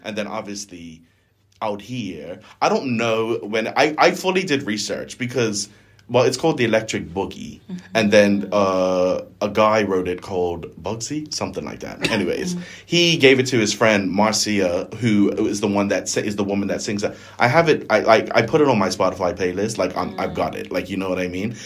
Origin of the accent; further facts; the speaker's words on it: Bermuda; accent: Bermudian; a Bermudian accent.